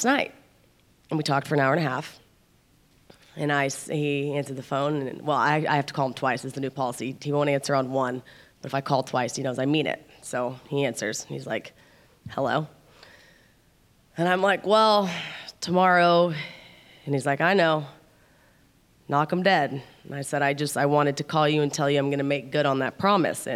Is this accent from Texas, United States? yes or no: no; Oklahoma City, Oklahoma, United States; moved away; we're from Oklahoma City, both of us